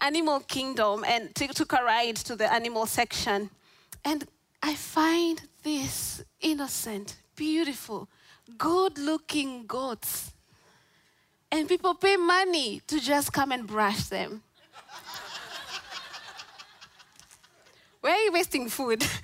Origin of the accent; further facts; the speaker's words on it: Kenya; moved away as an adult; now in Orlando, United States; I'm not from Orlando, I'm from Kenya.